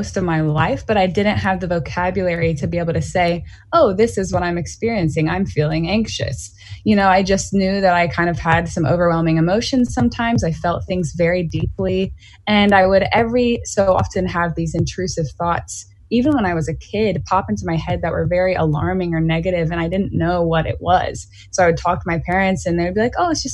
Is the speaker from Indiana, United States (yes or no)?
no; Greenville, South Carolina, United States; born or raised there